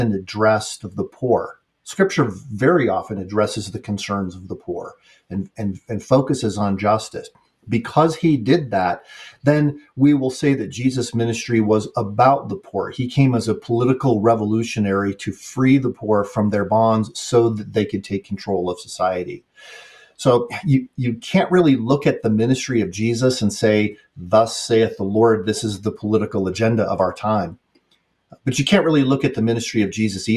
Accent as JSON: {"language": "English", "country": "United States", "said": "I'm speaking as an American"}